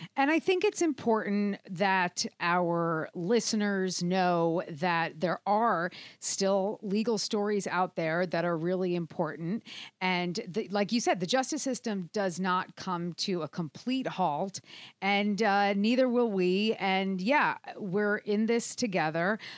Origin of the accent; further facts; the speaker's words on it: New Jersey, United States; your home state of New Jersey, actually my home state too.